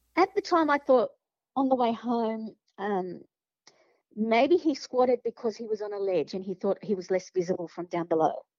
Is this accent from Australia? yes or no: yes; Sydney, New South Wales, Australia; I grew up in Padstow, in Sydney, in the 70s